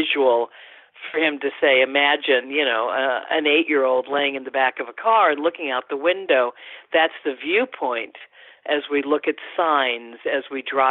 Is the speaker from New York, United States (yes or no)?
no; Los Angeles, California, United States; I am an Angeleno, and of course was a teenager at that time